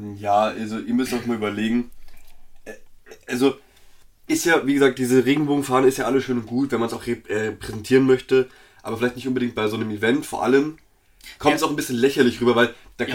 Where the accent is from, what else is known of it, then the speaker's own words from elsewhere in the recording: Bavaria, Germany; wir beide sind, wir kommen aus Bayern